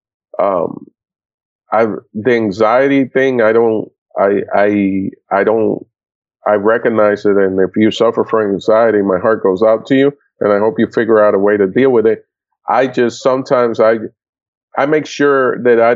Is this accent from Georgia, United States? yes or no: no; Florida, United States; also born or lived in Puerto Rico / Dominican Republic / New York; we moved down to Florida, and I grew up in Florida. So I'm a Florida boy